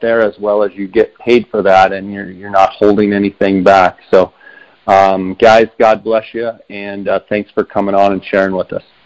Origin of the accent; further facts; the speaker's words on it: Arizona, United States; the state of Arizona, my home state.